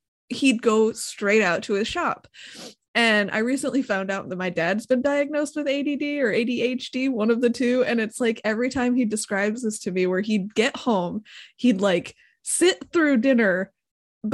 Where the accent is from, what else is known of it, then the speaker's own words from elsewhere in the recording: Hesperia, Michigan, United States; also born or lived in Fremont, Michigan; I grew up in Hesperia, Michigan, and not very many people know where that is because it's in the middle of absolute nowhere